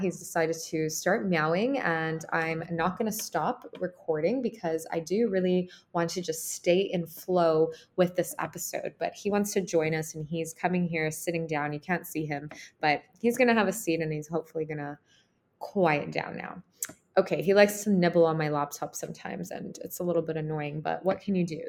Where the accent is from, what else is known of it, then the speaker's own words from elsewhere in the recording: Canada; moved away as an adult; also born or lived in Ukraine; I grew up in Ukraine. I left Ukraine when I was four. I moved to Canada with my mom, and that's where I grew up and I was raised.